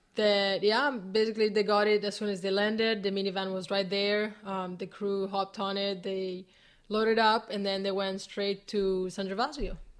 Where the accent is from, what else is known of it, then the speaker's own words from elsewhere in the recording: Italy; moved away; it's my hometown